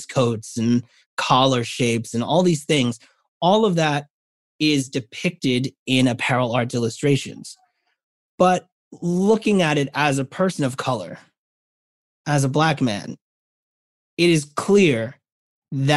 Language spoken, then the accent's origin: English; New York City, New York, United States; a New Yorker